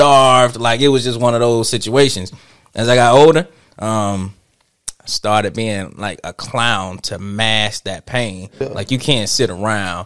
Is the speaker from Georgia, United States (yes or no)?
yes; Atlanta, Georgia, United States; I'm from Atlanta